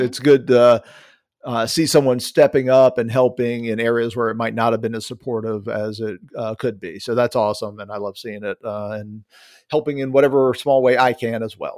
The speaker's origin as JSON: {"language": "English", "region": "South Carolina", "country": "United States", "accent": "Southern", "said": "I'm from South Carolina"}